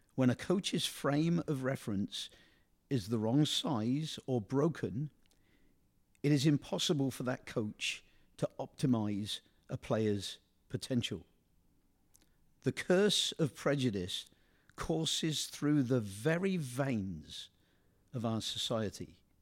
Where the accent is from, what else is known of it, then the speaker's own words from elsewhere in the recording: England, United Kingdom; moved away; I come from England